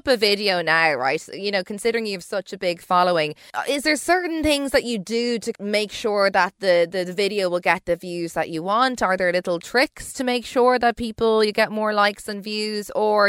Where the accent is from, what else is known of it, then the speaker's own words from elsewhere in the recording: Dublin, Leinster, Ireland; I'm from Dublin